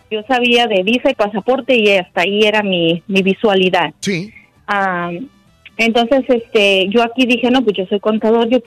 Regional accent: Mexico; moved away as an adult; nuestro país, soy de México.

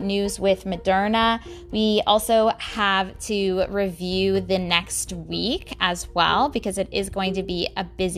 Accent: San Antonio, Texas, United States; I'm from San Antonio, Texas

